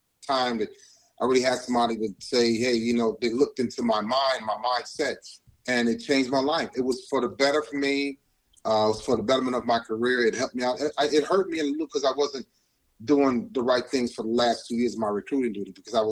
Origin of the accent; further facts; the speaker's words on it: Cleveland, Ohio, United States; moved away as an adult; now in Chicago, United States; I'm from Cleveland, Ohio